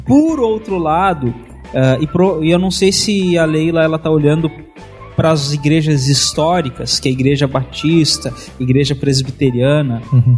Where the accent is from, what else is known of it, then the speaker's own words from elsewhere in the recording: Santana do Livramento, Rio Grande do Sul, Brazil; eu sou de Santana do hum. Livramento